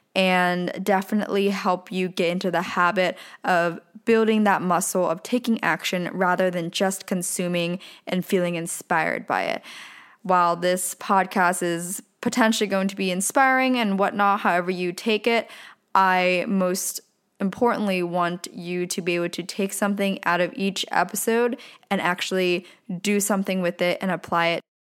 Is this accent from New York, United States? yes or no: no; Pennsylvania, United States; now in Southern California, United States; I was born and raised in a very small town in Pennsylvania